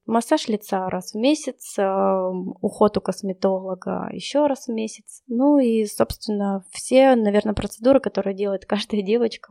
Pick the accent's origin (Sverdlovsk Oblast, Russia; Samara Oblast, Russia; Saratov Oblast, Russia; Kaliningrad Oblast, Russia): Sverdlovsk Oblast, Russia; Yekaterinburg; мой родной город Екатеринбург